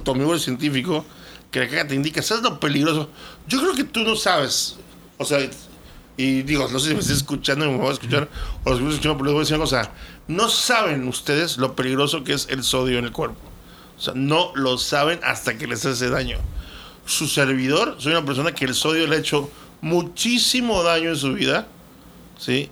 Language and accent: Spanish; Mexico; Nosotros como mexicanos